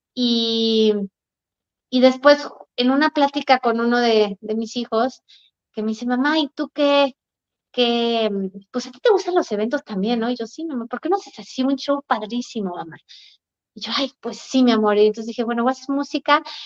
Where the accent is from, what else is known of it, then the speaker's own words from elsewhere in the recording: Aguascalientes, Mexico; moved away; mi tierra, Aguascalientes